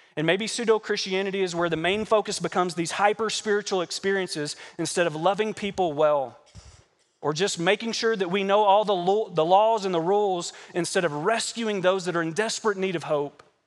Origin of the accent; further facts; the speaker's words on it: Kentucky, United States; moved away; also born or lived in Arizona; I'm a Kentucky boy. I grew up in Kentucky working on horse farms and tobacco farms and corn farms and hay farms